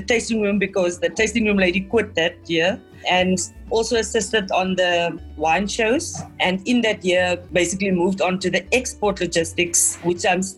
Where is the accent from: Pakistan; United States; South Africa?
South Africa; Tesselaarsdal, Western Cape; also born or lived in Hemel en Aarde Valley; I am from Tessa Larsdell, which is a small village in the Overberg between the Hemel en Aarde and Caledon